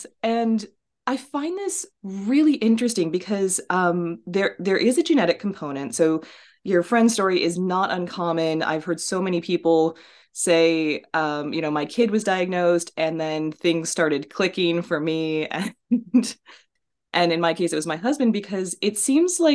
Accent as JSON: {"language": "English", "region": "Indiana", "country": "United States", "tie": "born or raised there", "moved": "yes", "said": "So I grew up in Indiana, just next door"}